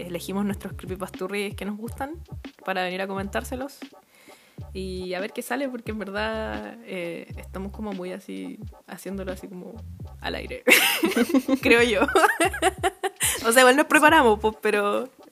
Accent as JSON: {"language": "Spanish", "town": "Puente Alto", "region": "Santiago Metropolitan Region", "country": "Chile", "said": "yo soy de Puente Alto, entonces como que yo soy de la parte como eh, limítrofe"}